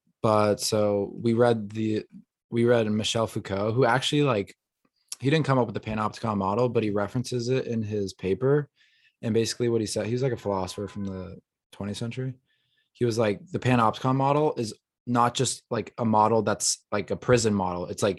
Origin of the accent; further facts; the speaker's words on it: Kazakhstan; Mr. Worldwide. I am from Kazakhstan.